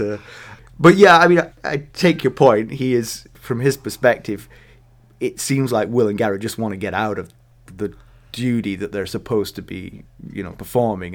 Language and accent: English; England, United Kingdom; being English